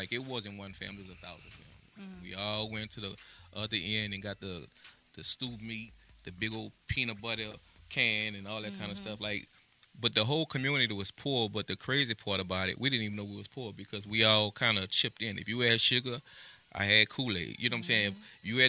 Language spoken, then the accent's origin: English; New Orleans, Louisiana, United States; West Bank, 1.5. Born in the Fisher Project. Went through the system at an early age. So I was also born 1928 Merle Street. So I'm half and half Fisher and Christopher Holmes.